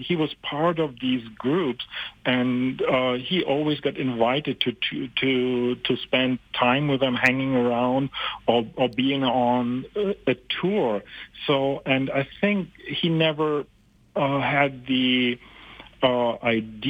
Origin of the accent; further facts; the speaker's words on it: Germany; moved away as an adult; now in Canada; I'm originally from Germany, and we moved to Canada some years ago